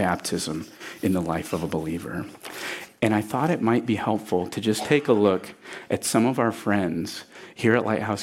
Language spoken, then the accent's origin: English; Port Clinton, Ohio, United States; I'm from Port Clinton, Ohio